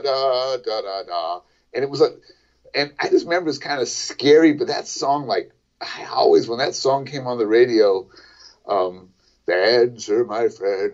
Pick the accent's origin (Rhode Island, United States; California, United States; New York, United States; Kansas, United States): California, United States; Berkeley; also born or lived in Boston; I'm from Berkeley, California